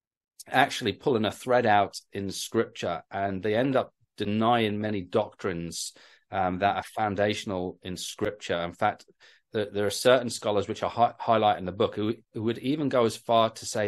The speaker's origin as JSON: {"language": "English", "region": "North East England", "country": "United Kingdom", "tie": "born or raised there", "lives_now": "London, United Kingdom", "said": "my accent's sort of hard to guess sometimes. I grew up in the Northeast, and then my dad actually got a job as a pastor down in the South in London."}